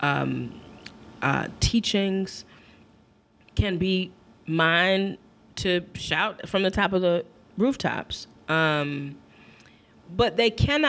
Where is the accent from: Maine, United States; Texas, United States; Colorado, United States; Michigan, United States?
Michigan, United States; my home state of Michigan